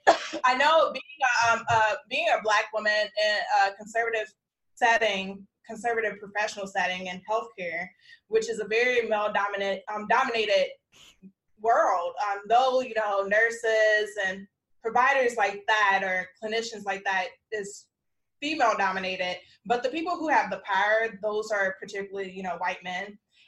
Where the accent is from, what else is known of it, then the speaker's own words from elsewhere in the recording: South Holland, Illinois, United States; now in Texas, United States; Like, I'm very specific when I meet people. I'm like, I'm from Chicagoland because I grew up in South Holland.